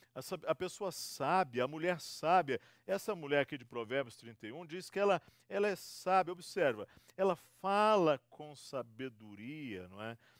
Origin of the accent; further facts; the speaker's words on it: Rio de Janeiro, Brazil; also born or lived in Espírito Santo; now in São Paulo, Brazil; Eu sou fluminense, tenho uma, eh, sou do estado do Rio